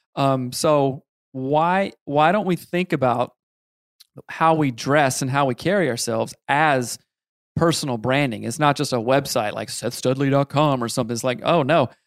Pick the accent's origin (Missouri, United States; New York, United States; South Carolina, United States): South Carolina, United States; I grew up in South Carolina